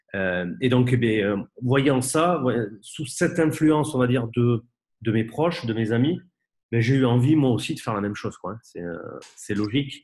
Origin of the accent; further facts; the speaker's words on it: Bordeaux, Nouvelle-Aquitaine, France; je suis bordelais